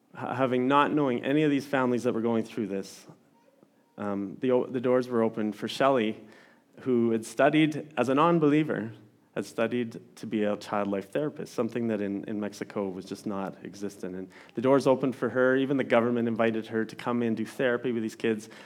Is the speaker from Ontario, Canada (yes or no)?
no; Didsbury, Alberta, Canada; now in Olds, Canada; I grew up in Didsbury